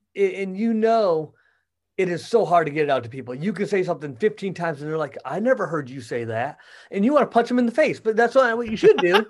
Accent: Michigan, United States; moved away as an adult; also born or lived in Kentucky / Florida / Missouri; now in Wentzville, United States; I grew up in Michigan

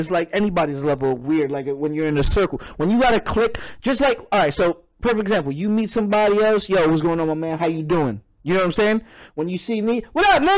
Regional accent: New York City, New York, United States; moved away; I am originally from Brooklyn, New York

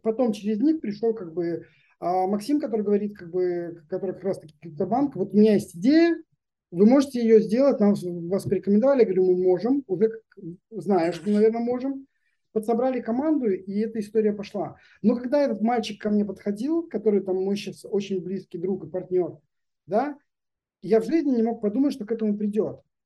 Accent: Belarus; now in Israel; мы из из Беларуси приехали

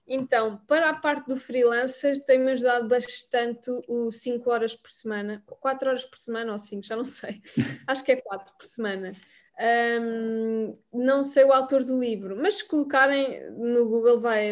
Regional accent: Mem Martins, Lisbon, Portugal; vim de Mãe Martins

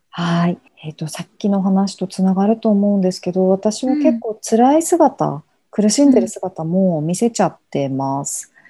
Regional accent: rural Aomori Prefecture, Japan; 私は出身青森県の田舎なんですよ

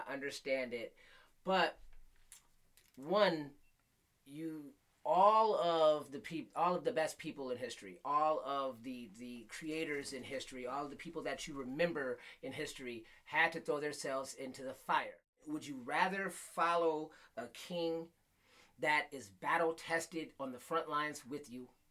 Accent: Flint, Michigan, United States; I grew up in Flint

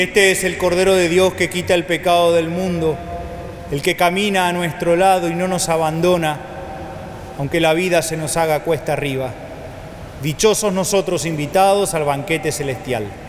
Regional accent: Argentina; como argentinos

